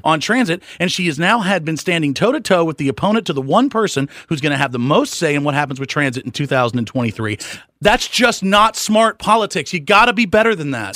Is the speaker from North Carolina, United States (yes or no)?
yes; Charlotte, North Carolina, United States; I live right uptown. I, I love this community. I've been here my whole life.